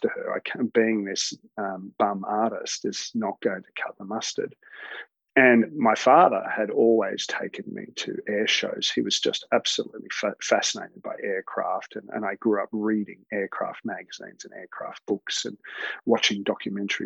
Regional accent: Melbourne, Victoria, Australia; also born or lived in Alice Springs / Ballarat; I grew up in a mix of places. Started off in Alice Springs, where my parents were teachers, and then we moved down to Melbourne. Did most of my schooling down in Melbourne

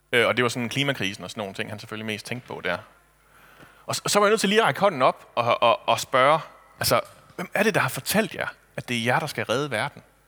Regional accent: Kibæk, Central Denmark Region, Denmark; hjemme i Kibæk

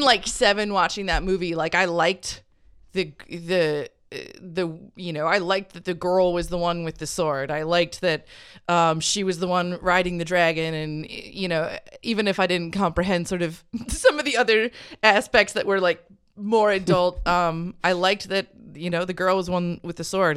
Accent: Hutchinson, United States; I grew up in Hutchinson, which is it's like a suburb that exists within a circle of 40 miles of corn

